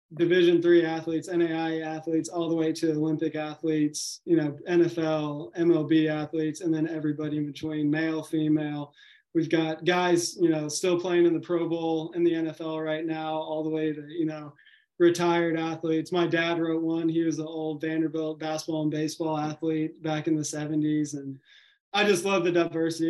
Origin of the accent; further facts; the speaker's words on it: Nashville, Tennessee, United States; I grew up in Nashville